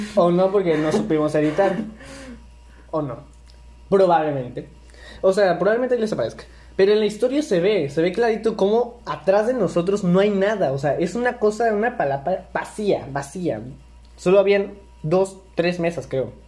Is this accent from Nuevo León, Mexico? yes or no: no; Villahermosa, Tabasco, Mexico; somos de Villahermosa, Tabasco. Mm. México